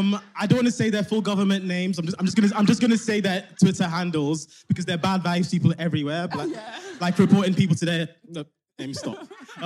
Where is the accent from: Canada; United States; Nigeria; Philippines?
Nigeria; also born or lived in London; now in Scotland, United Kingdom; I'm 28. Pronouns he, him. I'm from Nigeria via London. But now, unfortunately, living in Scotland.